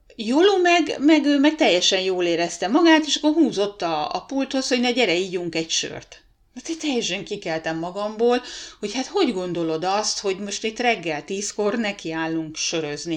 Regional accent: Hungary; moved away as an adult; now in Rovaniemi, Finland; hosszú külföldi lét után tér vissza a szülőhazájába

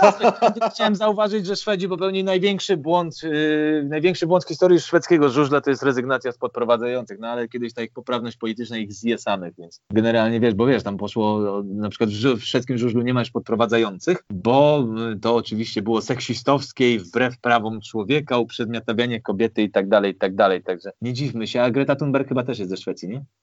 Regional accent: Warsaw, Masovian Voivodeship, Poland; ja pochodzę z Warszawy

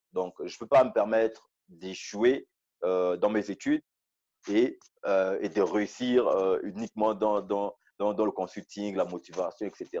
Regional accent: Gabon; moved away as an adult; also born or lived in Port-Gentil, Gabon / Libreville, Gabon; now in South Africa; passé la moitié de, de, mon enfance, mon adolescence euh, au village. Et c'est lorsque j'ai eu, euh, lorsque j'ai eu le CEP, l'entrée au, au, au, collège, que je suis allé euh, à Port-Gentil

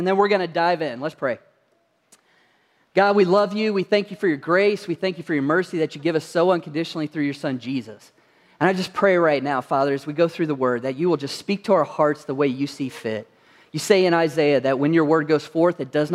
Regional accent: Kentucky, United States; moved away; I come from Kentucky originally

